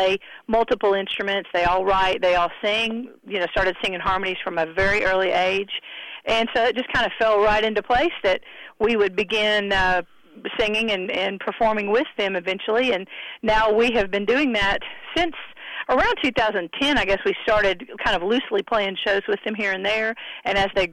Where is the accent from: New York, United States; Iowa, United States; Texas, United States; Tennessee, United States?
Tennessee, United States; Hendersonville; I'm born and raised here in Hendersonville